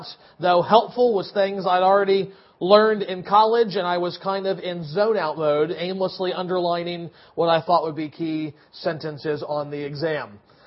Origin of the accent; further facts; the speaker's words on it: United States; as an American